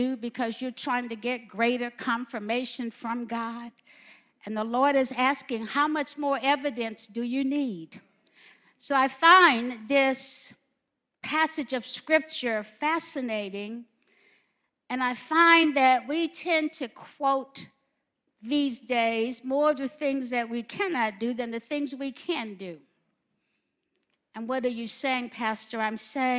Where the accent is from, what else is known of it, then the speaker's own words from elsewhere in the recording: Alabama, United States; I'm from Alabama